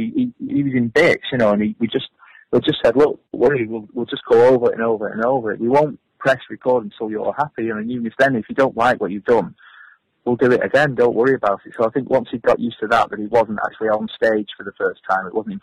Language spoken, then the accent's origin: English; Accrington, North West England, United Kingdom; I'm from Accrington. I grew up as a welder